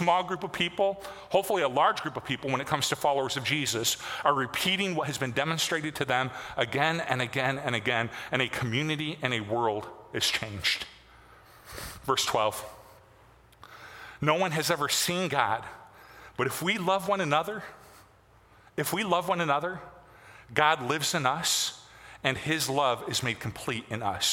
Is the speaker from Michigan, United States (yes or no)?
yes; Michigan, United States; moved away; my hometown